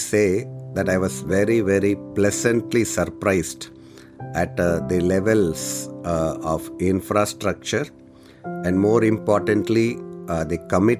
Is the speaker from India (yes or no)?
yes; Madurai, Tamil Nadu, India; I've come from Tamil Nadu, from a place called Madurai. It is down south, almost in the tip of southern part of India.